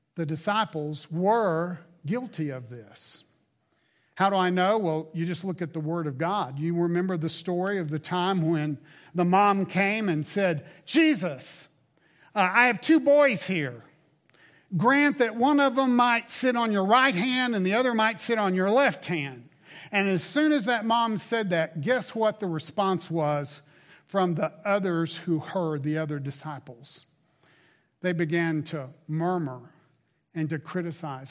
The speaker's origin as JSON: {"language": "English", "region": "the South", "country": "United States", "tie": "born or raised there", "moved": "yes", "said": "Growing up in the South"}